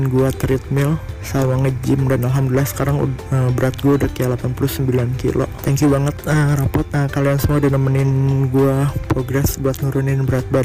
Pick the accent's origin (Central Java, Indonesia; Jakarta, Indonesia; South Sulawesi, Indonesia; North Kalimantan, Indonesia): Jakarta, Indonesia; gue dari Grogol Jakarta Barat.